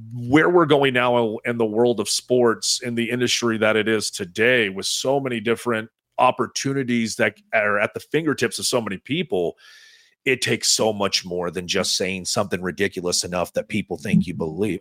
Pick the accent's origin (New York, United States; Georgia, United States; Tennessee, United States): Tennessee, United States; East; I'm from East Tennessee